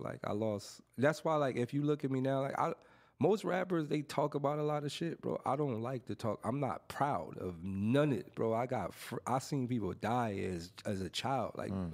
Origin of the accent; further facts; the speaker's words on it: Los Angeles, California, United States; throughout my whole growing up in Watts